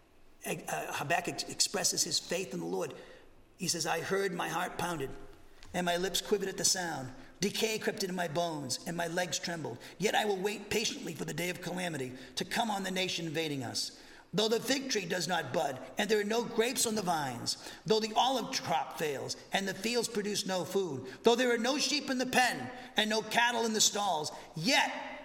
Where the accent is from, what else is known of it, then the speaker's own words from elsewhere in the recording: Massachusetts, United States; moved away as an adult; now in Huntsville, United States; I'm from Massachusetts, and I think everything's here. I don't trust anybody. That's the way we are, Massachusetts.